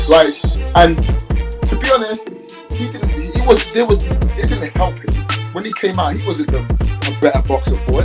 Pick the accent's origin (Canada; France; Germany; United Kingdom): United Kingdom; London; I'm from London.